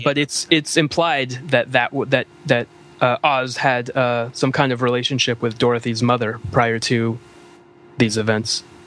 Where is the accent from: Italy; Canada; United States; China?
Canada; being a Canadian